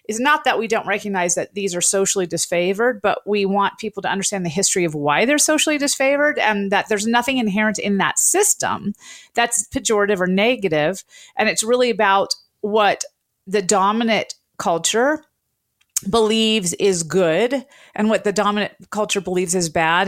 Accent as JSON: {"language": "English", "region": "the South", "country": "United States", "tie": "born or raised there", "also_born_or_lived": "Washington, D.C.", "moved": "as an adult", "said": "I grew up in the South"}